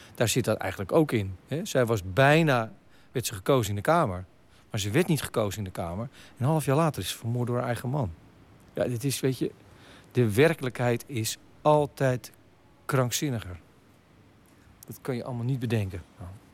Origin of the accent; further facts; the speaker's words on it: Hillegom, South Holland, Netherlands; ik ben opgegroeid in Hillegom